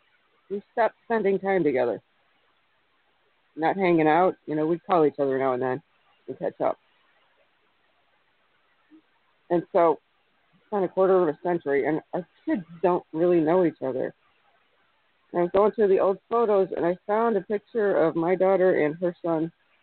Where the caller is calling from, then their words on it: Illinois, United States; I'm calling from Illinois. I'm a bit southwest of Chicago.